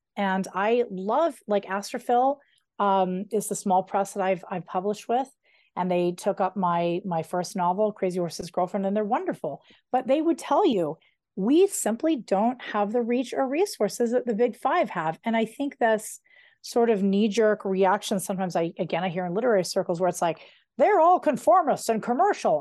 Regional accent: outside Denver, between Idaho Springs and Evergreen, Colorado, United States; I grew up right outside of Denver between Idaho Springs and Evergreen

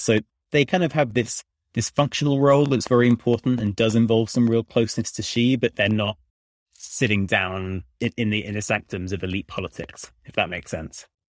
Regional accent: United Kingdom; moved away as an adult; now in Washington, D.C., United States; I'm a British person in D C

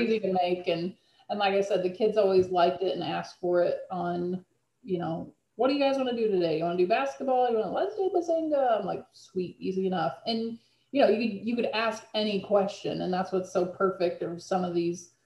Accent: Illinois, United States; also born or lived in Kentucky; I'm actually from Illinois. I, I moved closer to home

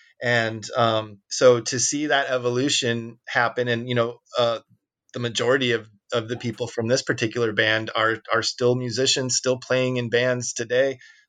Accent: Peoria, Illinois, United States; But of course, you know, we came from Peoria and, you know, I think talking about the missed opportunities and the lack of infrastructure to do what we did, is just as interesting as a thriving scene

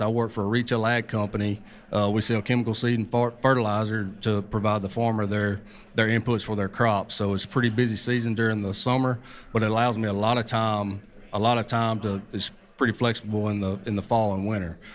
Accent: Southeast, United States; also born or lived in Mississippi Delta; I'm from the Southeast.

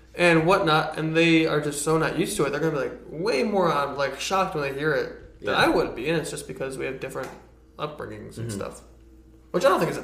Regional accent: Detroit, Michigan, United States; I grew up in Detroit

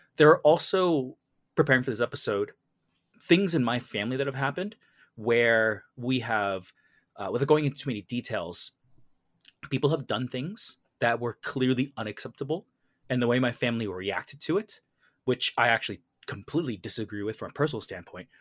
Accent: Canada; I grew up in, like, a Vietnamese household growing up in Canada

